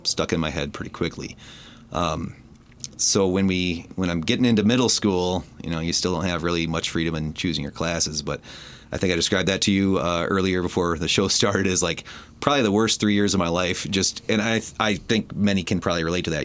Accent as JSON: {"language": "English", "town": "Port Huron", "region": "Michigan", "country": "United States", "tie": "born or raised there", "said": "grew up in the city of Port Huron"}